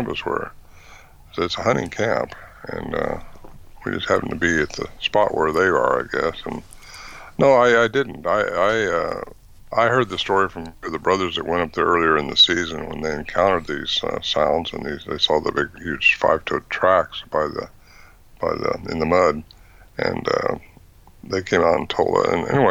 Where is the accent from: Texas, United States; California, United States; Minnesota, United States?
California, United States; Fortuna; I was raised up in Fortuna, actually, close to where that was.